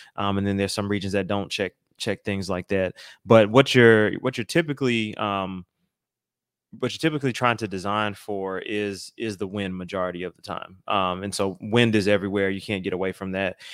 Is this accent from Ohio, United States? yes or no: no; Atlanta, Georgia, United States; moved away; I am originally from Atlanta, Georgia